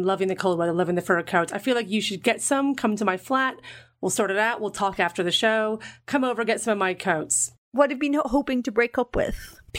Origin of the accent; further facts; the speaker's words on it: Ireland; No, I come from Ireland.